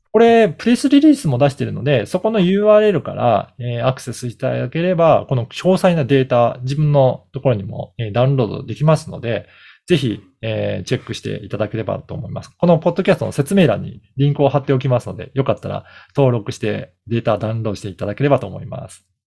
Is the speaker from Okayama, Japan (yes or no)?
yes; Okayama, Japan; moved away; 私の実家は岡山なんですけど